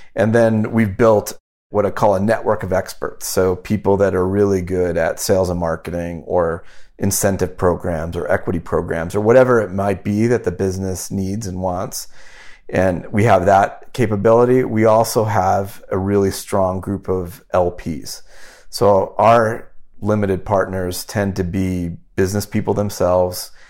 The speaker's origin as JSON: {"language": "English", "town": "Omaha", "region": "Nebraska", "country": "United States", "tie": "born or raised there", "also_born_or_lived": "Wyoming", "said": "I grew up in Wyoming and Omaha, Nebraska"}